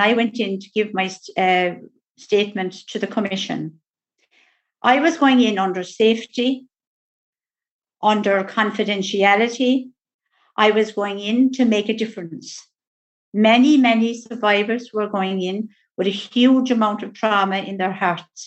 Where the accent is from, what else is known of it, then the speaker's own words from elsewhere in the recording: West Cork, Munster, Ireland; also born or lived in Tuam, Ireland; I did go to a most beautiful, lovely adopted family in West Cork